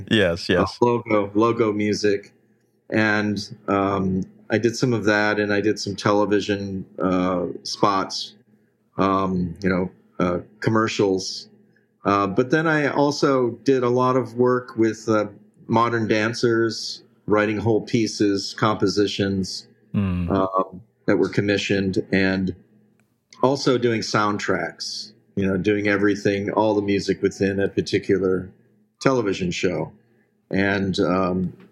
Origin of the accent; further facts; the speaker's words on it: Detroit, Michigan, United States; moved away as an adult; Well, I, I uh, was born and, and raised in uh, Detroit, Michigan. And, uh, but I pretty much escaped there as soon as I was legally able to do so.